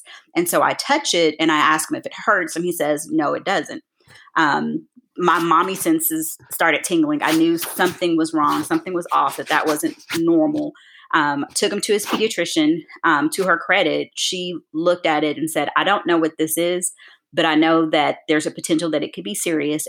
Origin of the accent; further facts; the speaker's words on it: Nashville, Tennessee, United States; also born or lived in Rio Grande Valley, Texas / Chicago; now in Atlanta, United States; I'm originally from Nashville